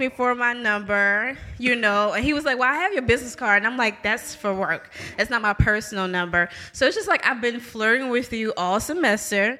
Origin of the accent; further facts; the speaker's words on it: New Orleans, Louisiana, United States; now in Jackson, United States; I'm originally from New Orleans